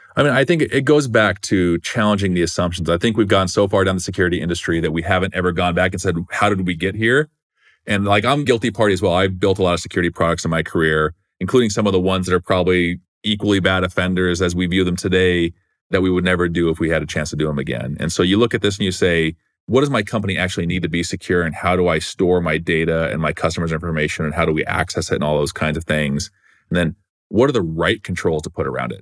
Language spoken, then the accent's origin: English; Gilbert, Arizona, United States; I grew up in Arizona in a small town called Gilbert, Arizona